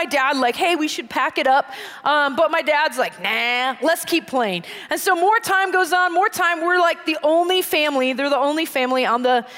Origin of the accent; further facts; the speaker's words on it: Green Bay, Wisconsin, United States; moved away; I grew up in Green Bay, Wisconsin